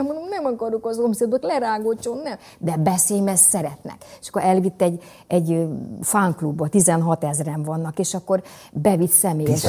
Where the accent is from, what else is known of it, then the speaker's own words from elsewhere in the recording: Somogy, Hungary; mind a ketten somogyiak vagyunk